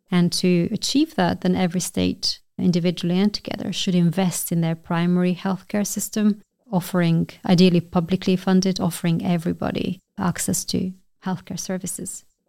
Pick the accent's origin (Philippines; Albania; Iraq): Albania; moved away as an adult; also born or lived in United Kingdom; I'm originally from Albania